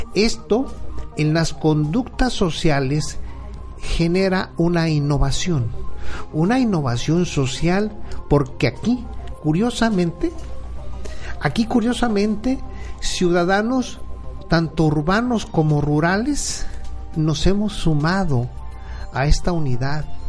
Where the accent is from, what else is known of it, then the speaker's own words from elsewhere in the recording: Mexico; como familia que somos, somos mexicanos